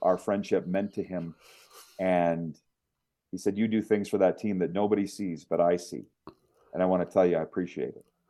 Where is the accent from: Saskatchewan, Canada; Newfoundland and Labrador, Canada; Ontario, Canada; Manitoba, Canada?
Saskatchewan, Canada; Regina; Regina, which was basically my hometown